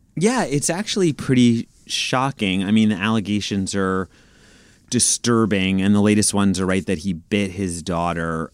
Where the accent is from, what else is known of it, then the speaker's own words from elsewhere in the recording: New York City, New York, United States; I'm from Brooklyn, like, I'm from New York